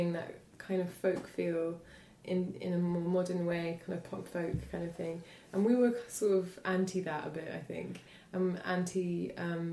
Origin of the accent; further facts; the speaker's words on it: Hitchin, East of England, United Kingdom; moved away as an adult; also born or lived in London / Paris; I come from the southeast of England, a small town called Hitchin